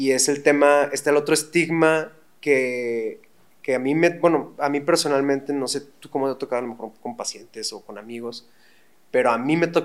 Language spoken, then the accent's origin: Spanish; Monterrey, Nuevo León, Mexico; Sí, somos de Monterrey, pues...